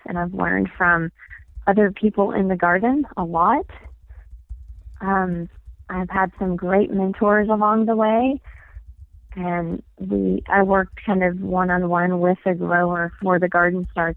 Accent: East Tennessee, United States; now in Flagstaff, United States; I am from East Tennessee

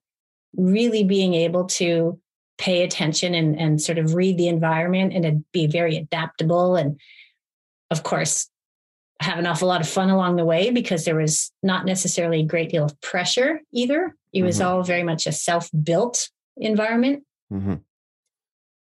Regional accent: Montreal, Quebec, Canada; moved away as an adult; Montreal, my hometown

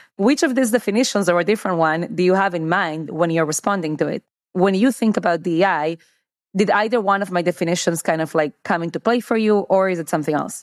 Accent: United States; as an American

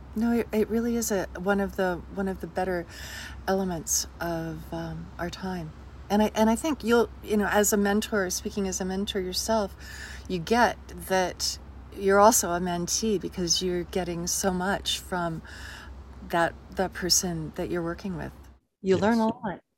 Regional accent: Jackson, Wyoming, United States; moved away as an adult; also born or lived in Los Angeles; my hometown

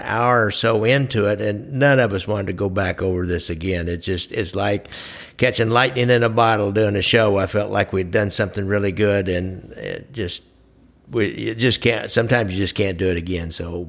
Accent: Kansas City, Missouri, United States; since I'm from Kansas City

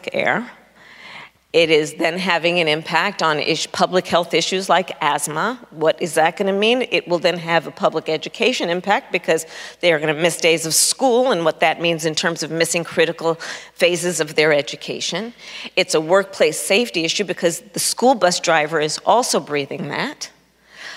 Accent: Oakland, California, United States; I was born in Oakland, California, which is in the Bay Area of California

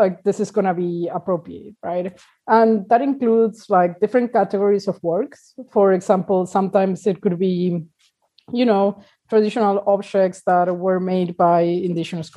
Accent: Argentina; now in Uruguay; I'm originally from Argentina, but I'm currently living in Uruguay

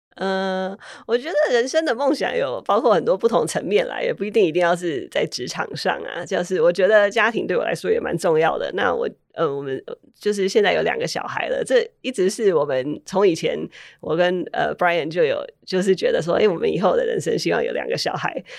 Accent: Taiwan; moved away as an adult; also born or lived in Puerto Rico / Maryland, United States; now in Silicon Valley, United States; 我小时候是在波多黎各出生，然后小学四年级我搬来台湾

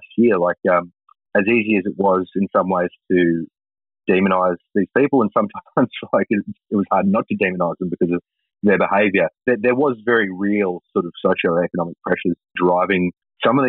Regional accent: Toowoomba, Queensland, Australia; I come from Toowoomba

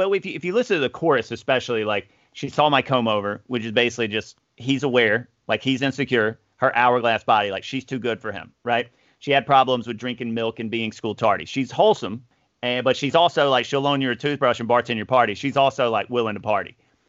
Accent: the South, United States; us growing up in the South

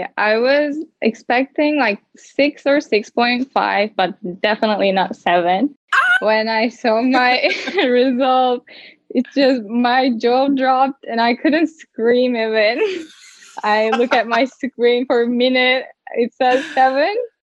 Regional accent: Turkey; English is a second language; I am 19 years old and I'm from Turkey.

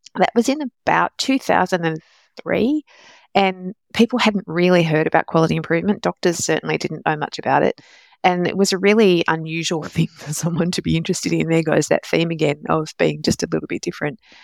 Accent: Australia; also born or lived in London, United Kingdom; I was born in London, but came to Australia when I was only a couple of years old

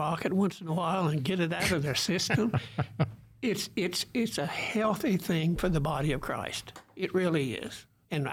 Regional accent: Germantown, United States; moved away; the little rural churches out, like the one I grew up in Germantown

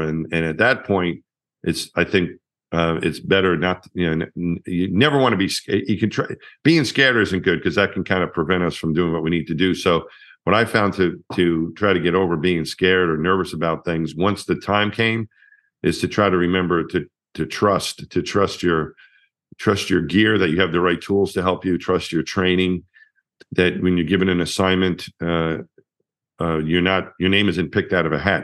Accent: Franklin Square, New York, United States; I was from my hometown in, in Long Island, Franklin Square was the name of the town

